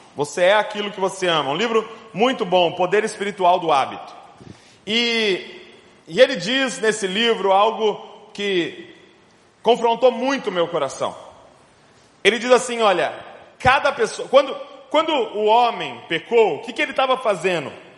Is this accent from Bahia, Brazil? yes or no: no; Bragança Paulista, São Paulo, Brazil; sou lá de Bragança Paulista, interior de São Paulo